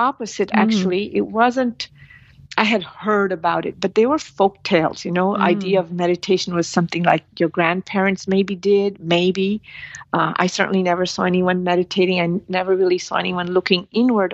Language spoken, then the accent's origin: English; India; moved away; I'm from India